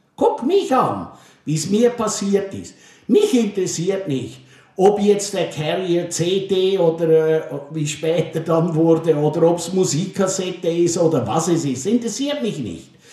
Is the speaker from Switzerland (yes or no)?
yes; Switzerland; moved away as an adult; also born or lived in Germany; now in Rhineland, Germany; als Schweizer in den großen Kanton versetzt zu werden